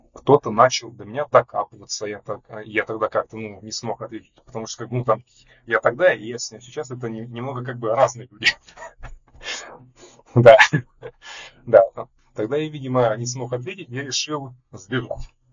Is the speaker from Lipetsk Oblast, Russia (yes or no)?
yes; Lev Tolstoy, Lipetsk Oblast, Russia; also born or lived in Pushkinsky District, Moscow Oblast; now in Moscow, Russia; я изначально родился в Московской области, но где-то половину своей жизни жил в Липецкой области. То есть в Москву я переехал примерно в 2013, получается, году.